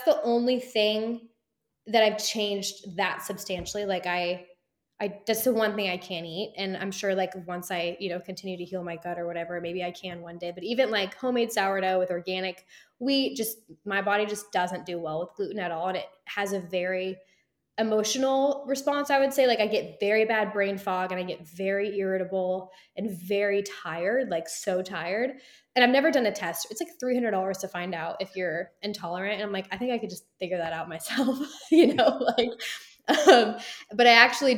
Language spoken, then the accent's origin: English; Texas, United States; I'm born and raised in Texas